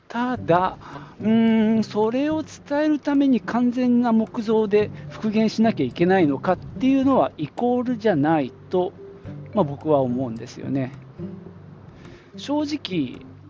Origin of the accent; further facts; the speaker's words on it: Nagoya, Aichi, Japan; 名古屋城、まあ、僕の地元でもある地元というかまあ実家がある